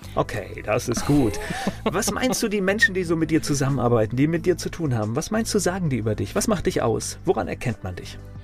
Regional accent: Kamen, North Rhine-Westphalia, Germany; ich bin ja in Nordrhein-Westfalen geboren, in Carmen

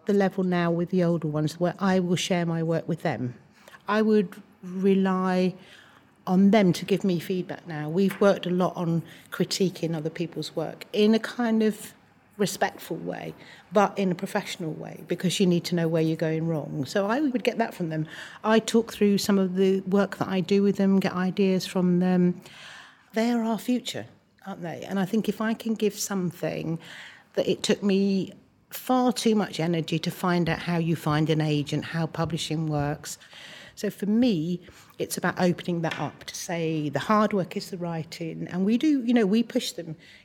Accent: Wales, United Kingdom; born there; I was born in South Wales and I moved to London, which was quite a traumatic time for me.

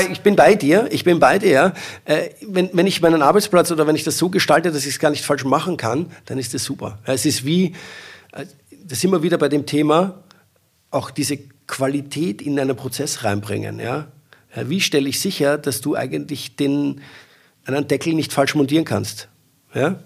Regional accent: Austria; Ich bin ja Österreicher

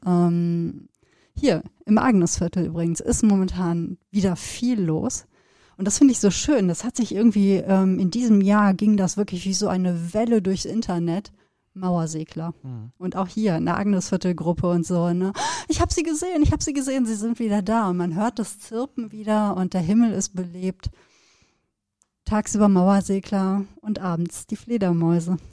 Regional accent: Sauerland, North Rhine-Westphalia, Germany; wir sind ja beide in Gegenden aufgewachsen, wo man ja auch den Sternenhimmel ähm, sehr präsent hatte

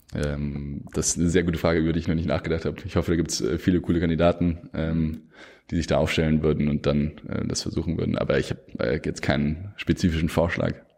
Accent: Germany; als Deutsche

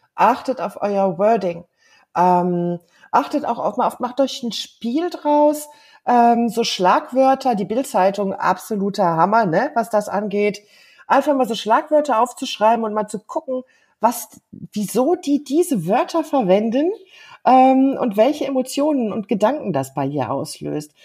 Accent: Germany; first language German; moved away; in Deutschland, in meiner Heimat

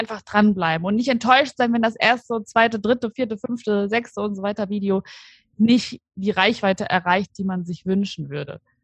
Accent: Aschaffenburg, Bavaria, Germany; moved away as an adult; now in Cologne, Germany; ich komme ursprünglich aus Aschaffenburg. Das liegt in Unterfranken und bin aber vor ungefähr fünfeinhalb Jahren nach Köln gezogen

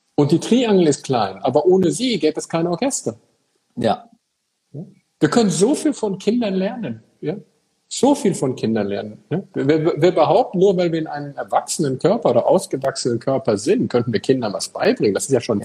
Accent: Eickelborn, North Rhine-Westphalia, Germany; now in Frankfurt, Germany; ich komme ja aus Eichelborn, so ein kleines Café in Nordrhein-Westfalen.

